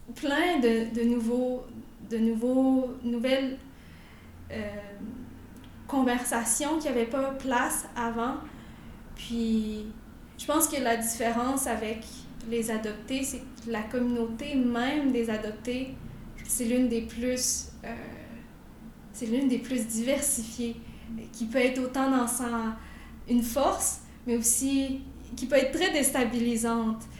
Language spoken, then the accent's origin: French; Quebec City, Quebec, Canada; j'ai grandi à Québec